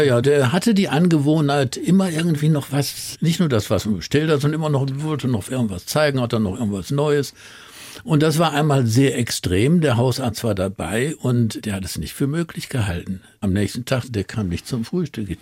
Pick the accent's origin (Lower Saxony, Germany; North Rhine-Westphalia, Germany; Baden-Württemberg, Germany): North Rhine-Westphalia, Germany; Duisburg; von Duisburg, wo ich groß geworden bin